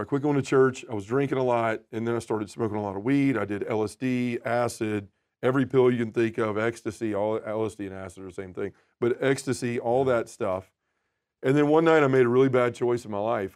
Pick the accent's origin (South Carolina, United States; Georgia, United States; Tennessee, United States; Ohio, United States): Tennessee, United States; Memphis; born and raised in Memphis, Tennessee, still live there now